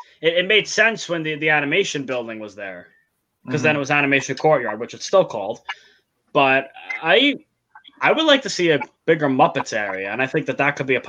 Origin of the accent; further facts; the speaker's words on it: New York, United States; I'm from New York.